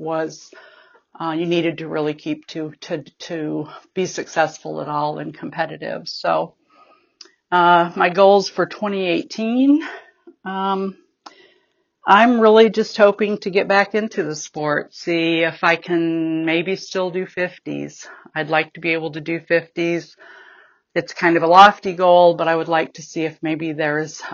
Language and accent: English; Midwest, United States; I'm from the Midwest region